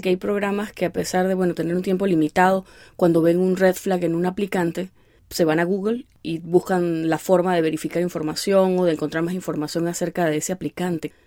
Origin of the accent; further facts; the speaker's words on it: Venezuela; nosotros ser de Venezuela